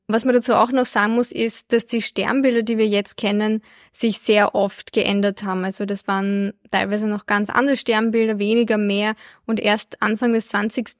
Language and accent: German; Albania; ich bin ja in Albanien geboren